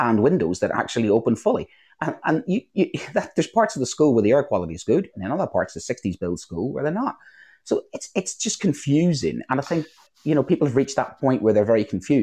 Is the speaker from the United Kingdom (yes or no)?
yes; Northern Ireland, United Kingdom; moved away; I grew up in Northern Ireland during the Troubles